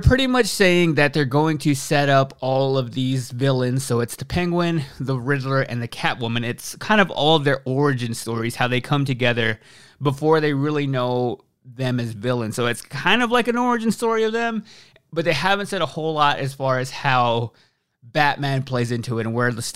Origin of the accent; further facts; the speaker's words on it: Texas, United States; from the South like I am, I'm from Texas